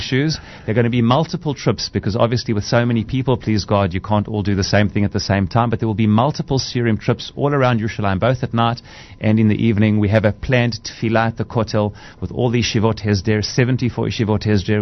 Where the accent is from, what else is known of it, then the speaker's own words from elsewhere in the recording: South Africa; accent: South African; moved away as an adult; also born or lived in Israel; my accent is a South African accent.